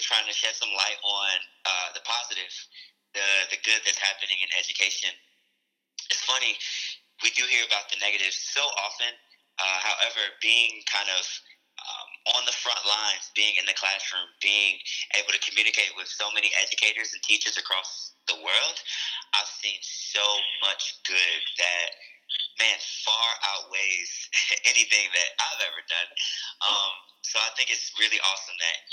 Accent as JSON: {"language": "English", "town": "Chicago", "region": "Illinois", "country": "United States", "tie": "born or raised there", "also_born_or_lived": "Indiana", "said": "I grew up in Chicago"}